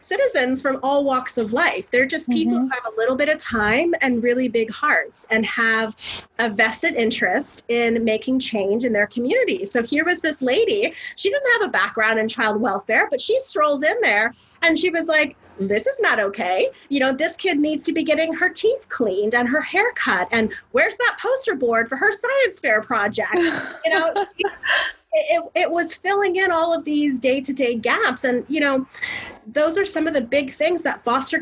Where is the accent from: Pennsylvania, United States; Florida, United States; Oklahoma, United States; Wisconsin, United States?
Florida, United States; I'm from Florida